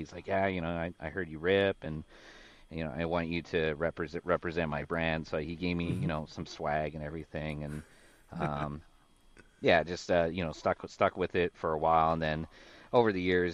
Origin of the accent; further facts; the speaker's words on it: Kekaha, Hawaii, United States; moved away as an adult; now in San Diego, United States; It's a small little town. Yeah, it's a small little town called Kekaha